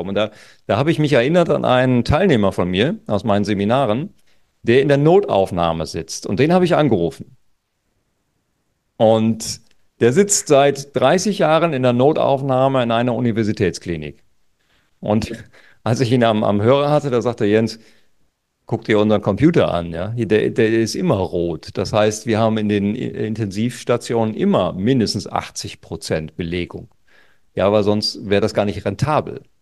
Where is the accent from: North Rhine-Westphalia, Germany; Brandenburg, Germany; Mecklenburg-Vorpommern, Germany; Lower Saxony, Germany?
Lower Saxony, Germany; Wir hatten zum Beispiel an der Küste, wo ich herkomme, an der Nordseeküste, da hatten wir eine Inzidenz von unter fünf.